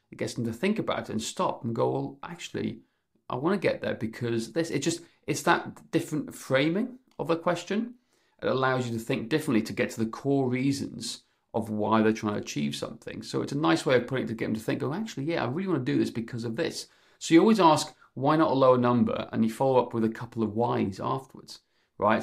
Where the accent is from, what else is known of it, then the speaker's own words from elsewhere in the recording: Wales, United Kingdom; I'm, I'm from Wales